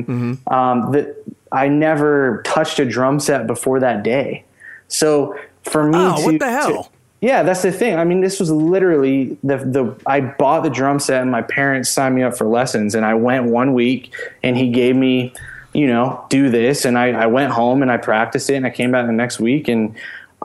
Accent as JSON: {"language": "English", "town": "Pensacola", "region": "Florida", "country": "United States", "tie": "born or raised there", "said": "I grew up in Pensacola, Florida."}